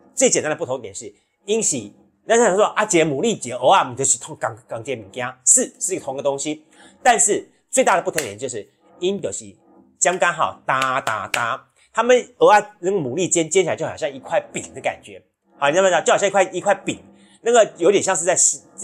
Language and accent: Chinese; Taiwan; 我们在台湾